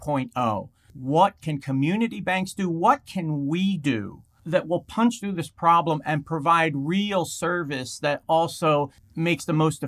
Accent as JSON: {"language": "English", "town": "Philadelphia", "region": "Pennsylvania", "country": "United States", "said": "I'm from South Philly."}